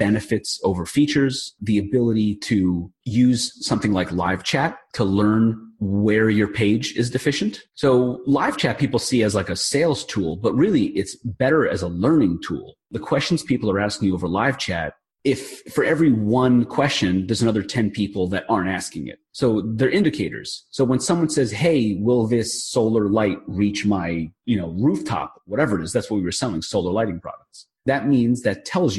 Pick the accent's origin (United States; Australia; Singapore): United States; New York; I'm from New York